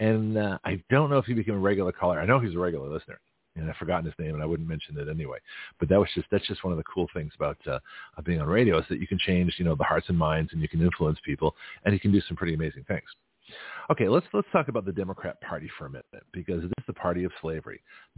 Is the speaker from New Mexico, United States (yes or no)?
no; San Francisco, California, United States; now in Milton, United States; So here I am from San Francisco.